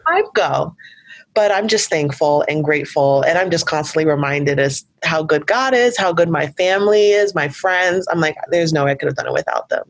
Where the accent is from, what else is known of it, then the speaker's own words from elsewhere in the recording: New York, United States; growing up in New York